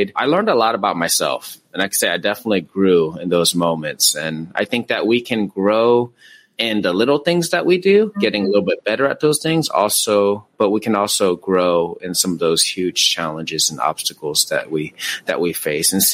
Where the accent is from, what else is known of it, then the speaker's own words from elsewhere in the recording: Tacoma, Washington, United States; now in California, United States; I'm from Tacoma, Washington